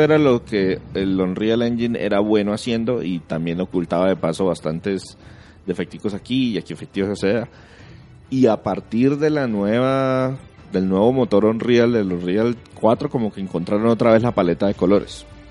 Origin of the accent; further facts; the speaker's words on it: Colombia; en nuestro país en Colombia